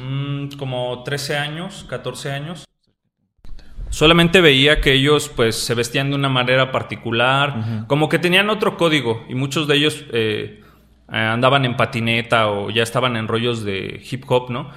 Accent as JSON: {"language": "Spanish", "region": "Mexico City", "country": "Mexico", "tie": "born or raised there", "moved": "as an adult", "lives_now": "Querétaro, Mexico", "said": "yo soy de nacido en la Ciudad de México, pero por decirlo así, la mitad de mi vida viví en Ciudad de México y actualmente radico en Querétaro"}